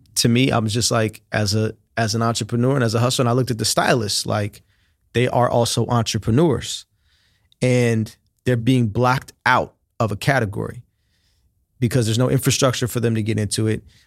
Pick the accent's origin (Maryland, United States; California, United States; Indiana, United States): California, United States; Oakland; moved away as an adult; also born or lived in China / Miami; I'm from here, I'm from Oakland.